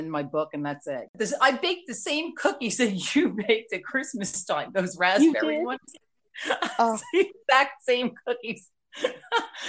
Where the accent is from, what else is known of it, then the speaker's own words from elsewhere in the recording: New Jersey, United States; accent: NJ; my whole life, I'm from Jersey.